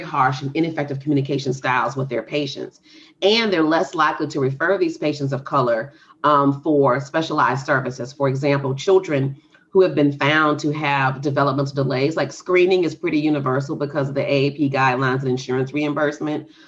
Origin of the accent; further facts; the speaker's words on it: Texas, United States; the rural town I grew up in in Texas